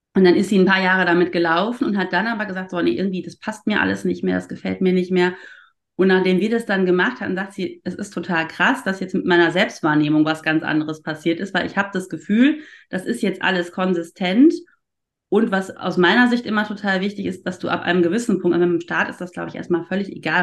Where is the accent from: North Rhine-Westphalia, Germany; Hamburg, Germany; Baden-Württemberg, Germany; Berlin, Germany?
North Rhine-Westphalia, Germany; Ruhr area; now in Cologne, Germany; Ich bin ja keine richtige Kölnerin. Ich komme ja eigentlich aus dem Ruhrpott gebürtig